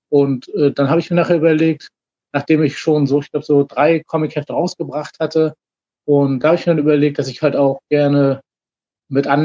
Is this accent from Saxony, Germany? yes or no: no; Rostock, Mecklenburg-Vorpommern, Germany; ich komme aus Rostock, bin schon mit 14 das erste Mal an einer Psychose damals erkrankt.